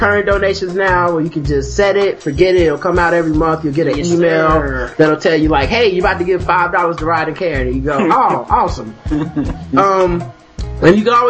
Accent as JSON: {"language": "English", "country": "United States", "said": "I'm American"}